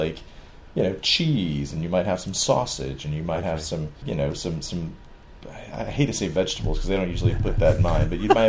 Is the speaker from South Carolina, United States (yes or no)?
yes; South Carolina, United States; I'm from South Carolina in the United States.